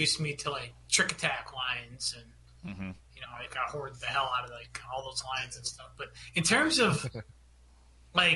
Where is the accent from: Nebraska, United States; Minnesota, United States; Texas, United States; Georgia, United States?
Minnesota, United States; I'm from Minnesota.